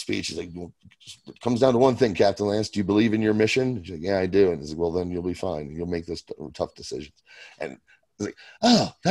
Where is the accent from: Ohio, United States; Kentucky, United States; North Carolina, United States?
Kentucky, United States; I was born in Kentucky